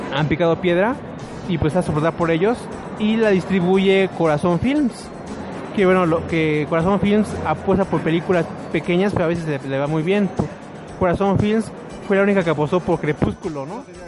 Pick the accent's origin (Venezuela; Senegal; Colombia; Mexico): Mexico; si no somos los mexicanos